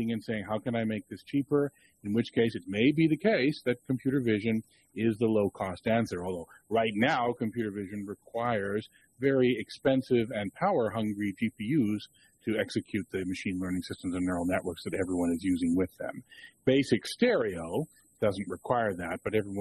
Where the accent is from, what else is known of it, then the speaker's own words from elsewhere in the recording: Toronto, Ontario, Canada; University of Toronto, which is also my hometown